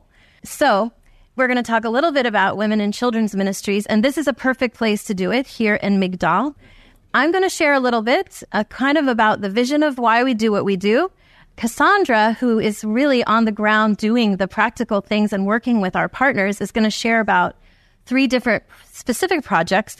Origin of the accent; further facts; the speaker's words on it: New Jersey, United States; I'm from New Jersey